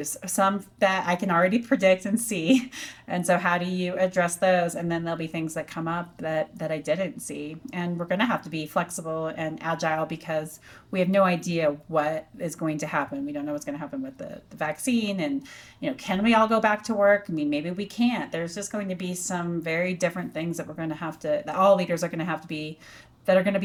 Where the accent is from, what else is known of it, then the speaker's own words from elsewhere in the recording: Durango, Colorado, United States; moved away as an adult; also born or lived in Texas; I had to go back to Durango